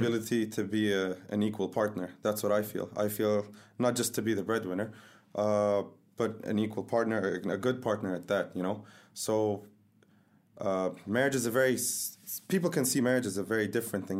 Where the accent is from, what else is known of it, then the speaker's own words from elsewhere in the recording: Dubai, United Arab Emirates; I'm from Dubai.